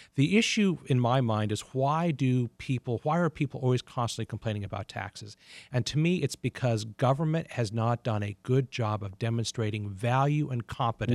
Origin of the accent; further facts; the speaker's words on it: United States; now in Detroit, United States; Washington is my hometown